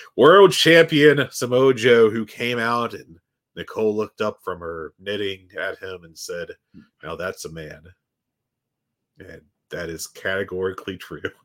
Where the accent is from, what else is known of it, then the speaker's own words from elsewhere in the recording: West Virginia, United States; you say that to me like I'm not from West Virginia